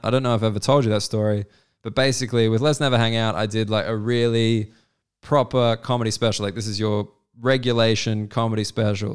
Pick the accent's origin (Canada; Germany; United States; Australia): Australia; also born or lived in United Kingdom; as an Australian